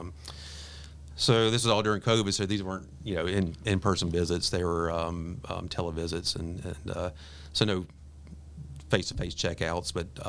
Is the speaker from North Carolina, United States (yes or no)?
yes; Raleigh, North Carolina, United States; also born or lived in Greensboro, North Carolina; Grew up in North Carolina. I was born in Raleigh and have a twin brother who now lives in Pittsburgh. I currently live in Greensboro. I've been there for about the past 30 years or so.